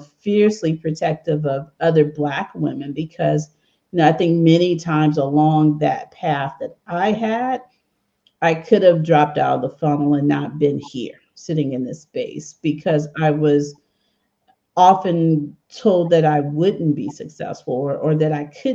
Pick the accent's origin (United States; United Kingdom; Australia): United States; Memphis, Tennessee; now in Bay Area, United States; when I was a 10-year-old or 8-year-old, 7-year-old girl growing up in Memphis, Tennessee